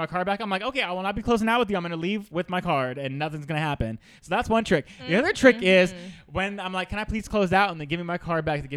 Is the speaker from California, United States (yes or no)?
yes; Sacramento, California, United States; now in Los Angeles, United States; I'm from Sacramento. My mom never tipped. We never tipped anything until I moved out